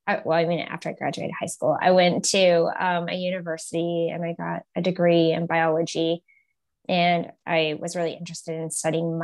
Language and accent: English; Los Alamos, New Mexico, United States; I grew up in New Mexico, in Los Alamos, New Mexico